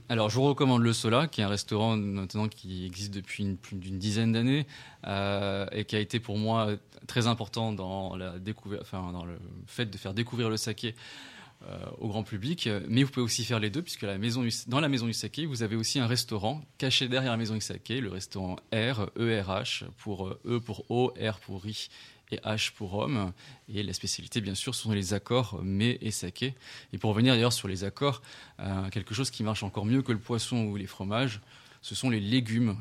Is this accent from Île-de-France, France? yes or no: yes; Paris, Île-de-France, France; also born or lived in Tokyo, Japan; Ma mère est tunisienne et mon père est chino-cambodgien et je suis né à Paris